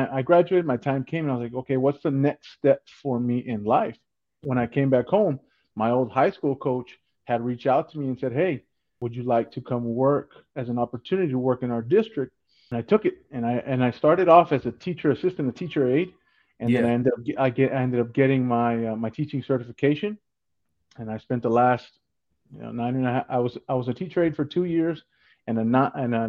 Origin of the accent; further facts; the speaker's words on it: South Texas, United States; I'm originally from South Texas. My parents, they came from Mexico. So I'm a first generation Mexican American